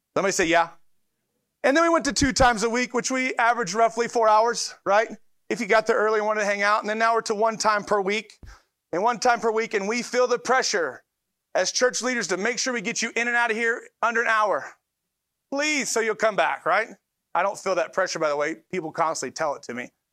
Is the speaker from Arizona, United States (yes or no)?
no; Detroit, Michigan, United States; moved away; also born or lived in Tulsa; we're from Detroit, and so we came from Detroit